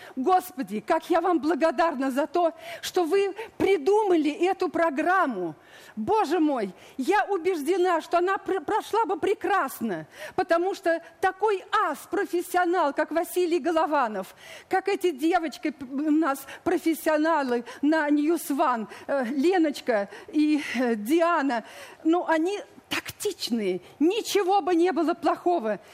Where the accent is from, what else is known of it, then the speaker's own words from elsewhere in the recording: Volga region, Russia; moved away as an adult; also born or lived in Leningrad; now in Kyiv, Ukraine; Я актриса, родилась на Волге, я русская